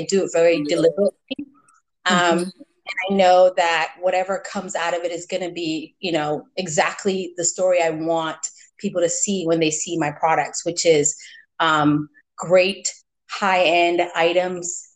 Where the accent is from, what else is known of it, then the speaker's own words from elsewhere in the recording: United States; also born or lived in Sierra Leone; I was born in Sierra Leone. I came here when I was young. And then I also was raised in America